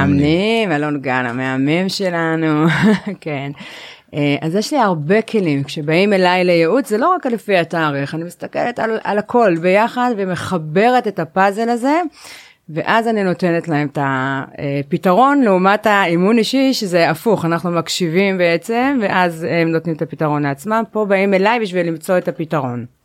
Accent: Jerusalem, Jerusalem District, Israel; אני ירושלמית במקור

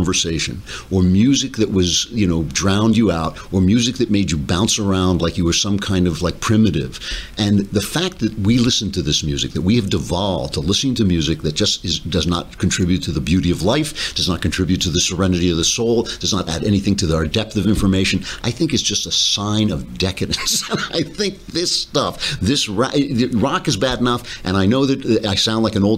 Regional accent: New York, United States; I'm a New Yorker

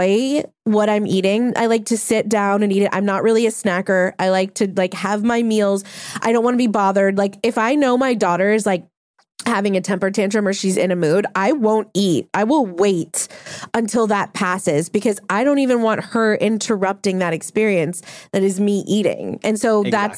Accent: New Orleans, Louisiana, United States; I'm from New Orleans where there are quite literally drive-through daiquiri bars

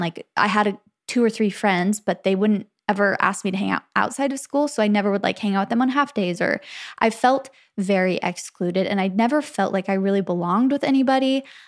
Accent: Arizona, United States; moved away; also born or lived in Santa Clara, California; I grew up in Arizona, though. So when I was about two, we moved to Arizona

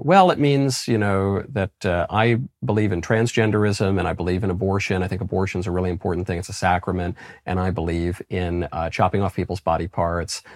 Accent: New York, United States; moved away as an adult; also born or lived in New Haven, Connecticut / Los Angeles, California; I'm from New York. I went to Yale and I lived in Los Angeles and worked in show business

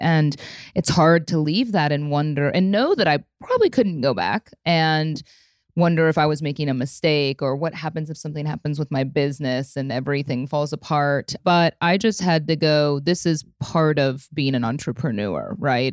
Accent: Midwest, United States; also born or lived in Chicago / Austin; now in Dallas, United States; I grew up in the Midwest and lived in Chicago before I moved to Texas

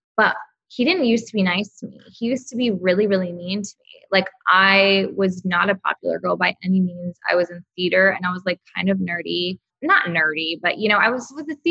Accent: Texas, United States; now in Los Angeles, United States; I'm from Texas

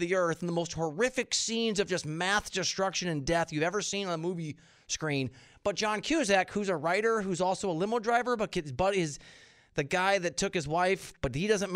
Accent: Iowa, United States; I'm from Iowa.

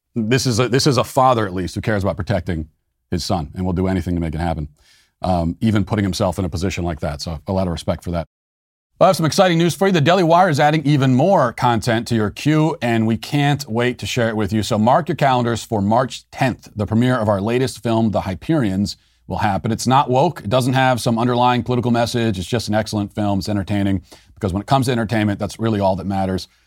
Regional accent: United States; as an American

